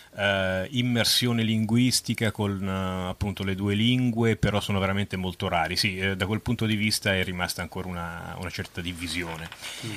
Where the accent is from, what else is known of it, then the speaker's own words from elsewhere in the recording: Merano, Trentino-Alto Adige, Italy; now in Germany; io sono nato a Merano, in Alto Agi, oh. su Tirol